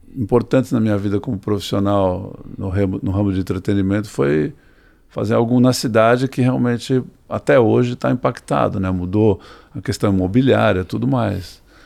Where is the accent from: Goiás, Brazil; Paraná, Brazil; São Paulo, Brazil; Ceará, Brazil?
São Paulo, Brazil; Santos; now in São Paulo, Brazil; quando era criança, nós morávamos em Santos